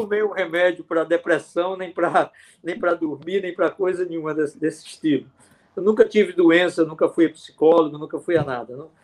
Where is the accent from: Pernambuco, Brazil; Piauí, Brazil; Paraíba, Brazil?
Pernambuco, Brazil; sertão of; Eu fui criado com panela de alumínio, eu sou do sertão de Pernambuco